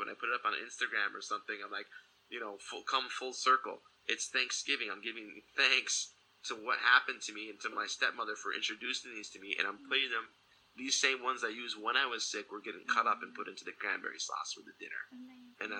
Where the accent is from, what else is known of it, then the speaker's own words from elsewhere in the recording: Michigan, United States; moved away; back where I grew up in Michigan